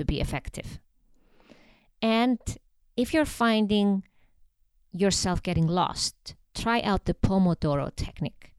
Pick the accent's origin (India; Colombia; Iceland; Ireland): Iceland; moved away as an adult; now in Switzerland; I come from Iceland.